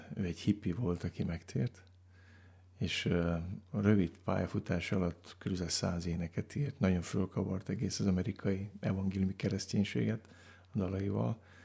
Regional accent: Baia Mare, Transylvania, Romania; egy olyan gyülekezben nőttem fel, ahol annak idején Romániában, Erdélyben

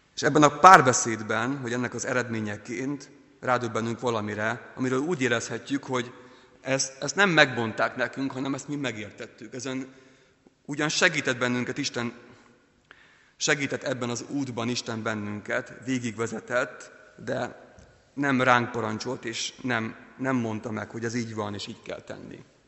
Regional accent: Ukraine; now in Hungary; Ukrajnában, ahol születtem

